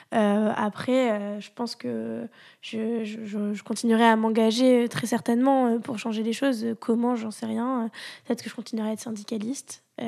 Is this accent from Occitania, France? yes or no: yes; Toulouse, Occitania, France; moved away as an adult; also born or lived in Paris; je venais euh, de, de Toulouse euh, et donc j'arrivais pour faire mes études à Paris